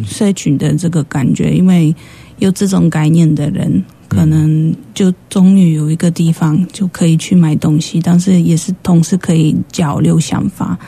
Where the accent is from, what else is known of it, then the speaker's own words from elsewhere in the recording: Poland; Chinese is a second language; moved away as an adult; now in Taichung, Taiwan; 我是来自波兰的